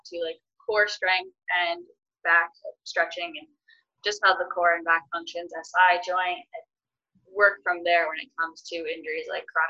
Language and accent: English; Massachusetts, United States; I'm from Massachusetts originally, so I was glad to have like my family home